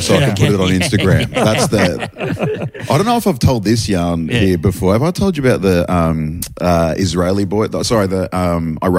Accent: Sunshine Coast, Queensland, Australia

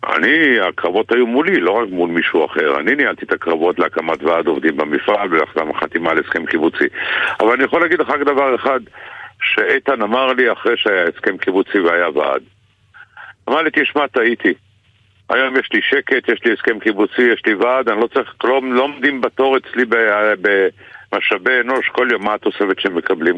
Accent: Israel; אנחנו גדלנו יחד באותה עיר

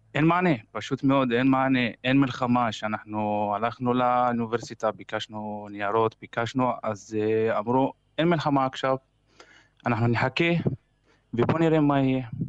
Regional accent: Kafr Qasim, Central District, Israel; moved away as an adult; now in Kharkiv, Ukraine; אני מכפר קאסם

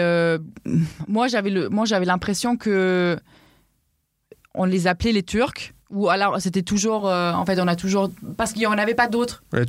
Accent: Southern Germany, Germany; French is a second language; moved away; je viens du sud de l'Allemagne

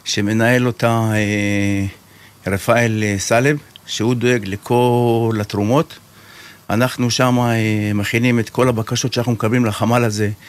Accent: Kiryat Shmona, Northern District, Israel; אני בן קריית שמונה, אני בן 60.

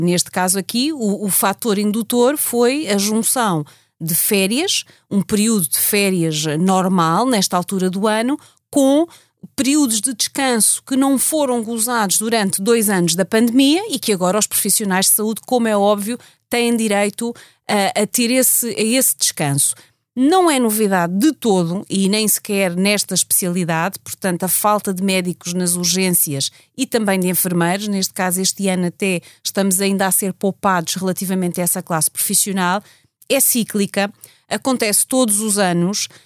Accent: Portugal; somos portugueses

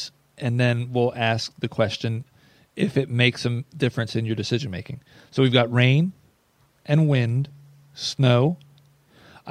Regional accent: Northeast, United States; moved away; I'm from the Northeast

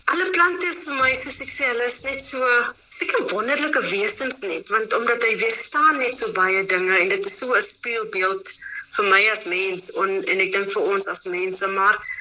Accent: Abbotsdale, Western Cape, South Africa; daar wat ek groot geword het in Abbotsdale, 'n um, sendingsdorpie net buitekant Mammesbury

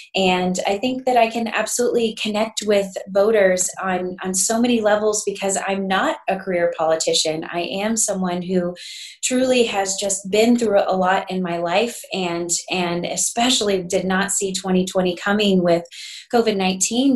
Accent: Garden City, Kansas, United States; I'm born and raised in Garden City, Southwest Kansas proud

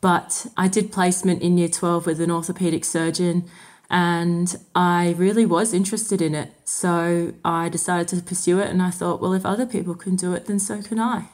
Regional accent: Sydney, New South Wales, Australia; moved away as an adult; also born or lived in Windsor / Ballarat; now in Deniliquin, Australia; Growing up in Sydney, I travelled an hour and a half to get to uni every day for six years

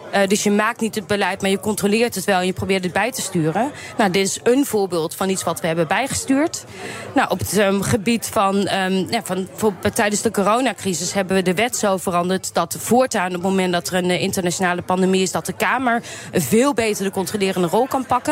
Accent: Nijmegen, Gelderland, Netherlands; ik kom zelf uit Nijmegen

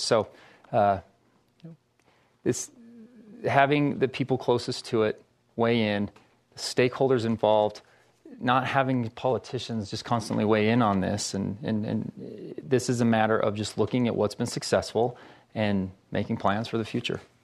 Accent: Ogden, Utah, United States; moved away as an adult; I'm from Ogden.

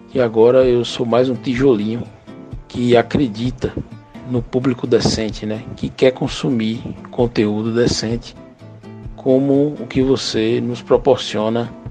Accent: Paulo Afonso, Bahia, Brazil; eu sou de Paulo Afonso, na Bahia

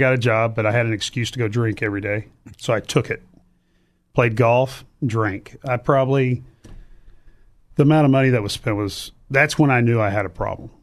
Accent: Cypress, Texas, United States; also born or lived in Baton Rouge, Louisiana / Glendale, Arizona; I grew up in Cypress, Texas

